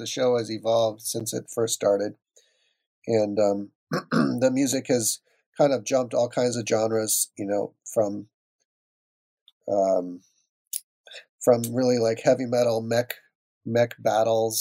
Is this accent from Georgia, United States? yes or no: no; Minnesota, United States; moved away; I grew up in Minnesota